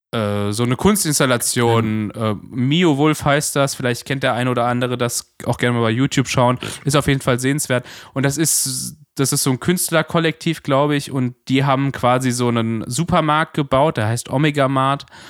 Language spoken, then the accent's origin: German; Germany; als Deutscher